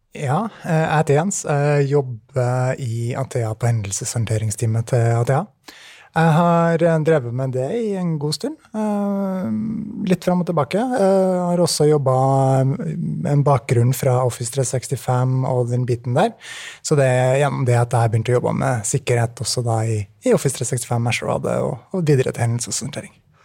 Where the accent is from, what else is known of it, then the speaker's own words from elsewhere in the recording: Trondheim, Trøndelag, Norway; moved away as an adult; now in Oslo, Norway; fra Trondheim, det er riktig. Uh, så ja, nei, bra. jeg er veldig fornøyd med å være trondheimsgutt.